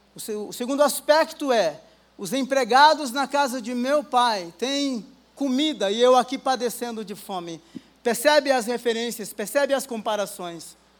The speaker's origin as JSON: {"language": "Portuguese", "region": "Rio Grande do Norte", "country": "Brazil", "moved": "yes", "said": "eu sou do Rio Grande do Norte"}